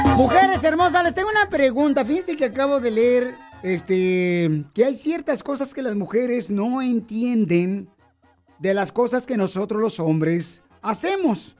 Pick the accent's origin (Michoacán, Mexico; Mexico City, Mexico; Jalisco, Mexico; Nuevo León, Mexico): Michoacán, Mexico; now in United States; Soy de Michoacán